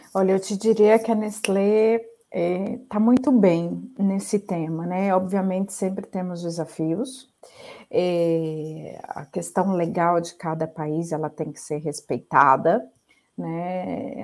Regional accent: Ribeirão Preto, São Paulo, Brazil; Eu sou né, brasileira, sou natural de Ribeirão Preto

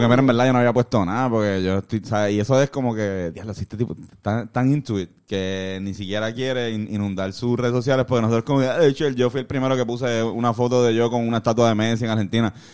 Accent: Puerto Rico; como puertorriqueños

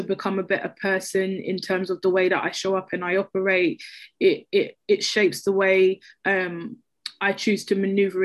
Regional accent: London, United Kingdom; I grew up in Peckham

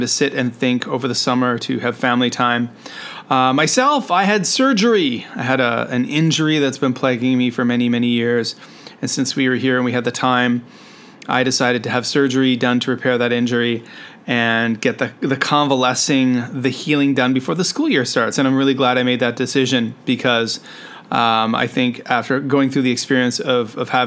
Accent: Canada; now in Shenzhen, China; I'm a Canadian teacher who is currently living and working in Shenzhen, China.

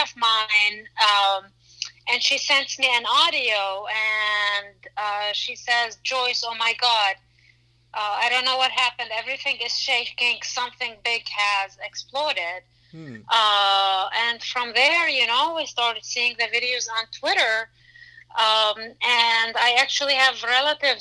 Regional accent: Lebanon; moved away; I grew up in Lebanon during the war.

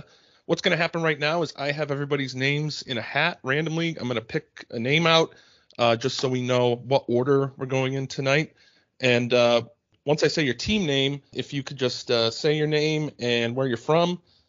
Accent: Westerly, Rhode Island, United States; I'm from Westerly.

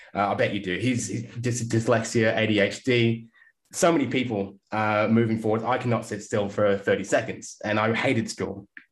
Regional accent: England, United Kingdom; now in Australia; I grew up in England and didn't grow up near the beach.

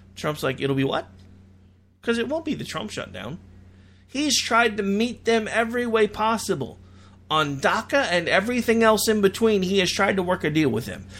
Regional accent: United States; We as an American people

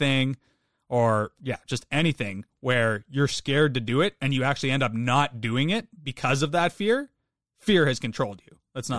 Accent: Canada; I'm Canadian.

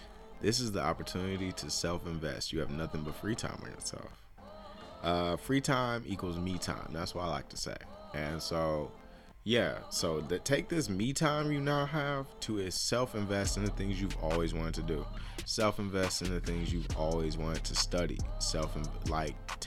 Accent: United States; I take a lot of pride in being American, honestly. I really do. Even if America shits on me because I'm a black American

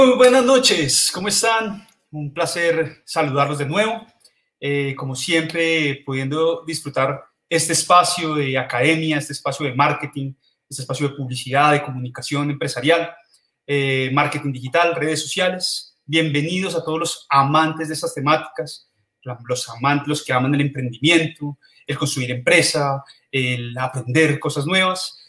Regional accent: Colombia

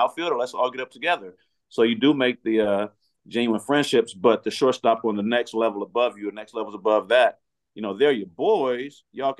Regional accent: California, United States; I'm from California.

